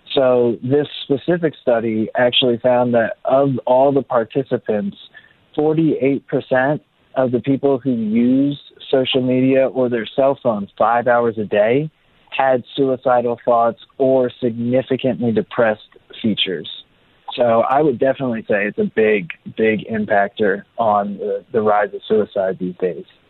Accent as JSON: {"language": "English", "town": "Mays Landing", "region": "New Jersey", "country": "United States", "tie": "born or raised there", "said": "So I grew up in Mays Landing, New Jersey, and it really is like a small town outside of Atlantic City"}